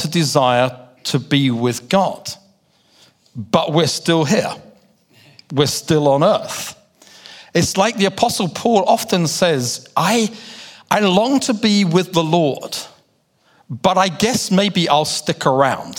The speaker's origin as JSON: {"language": "English", "region": "London", "country": "United Kingdom", "said": "my accent, because I do come from London in the UK"}